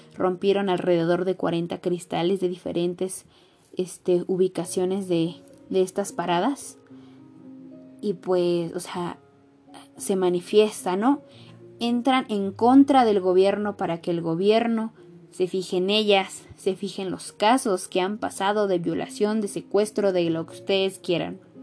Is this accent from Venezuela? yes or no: no; Mexico; siendo mexicanos somos hermanos